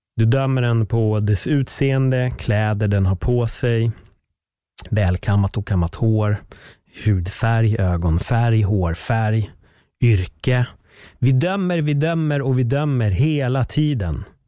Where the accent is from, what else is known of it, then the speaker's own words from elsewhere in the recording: Sweden; Att jag föddes i Sverige med en spansk pappa